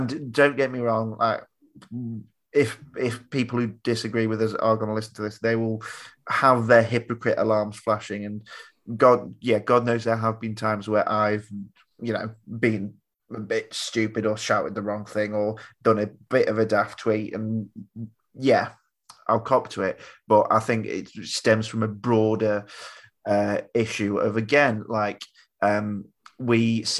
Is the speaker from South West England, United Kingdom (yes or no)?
yes; South West England, United Kingdom; born there; I was born in Cornwall.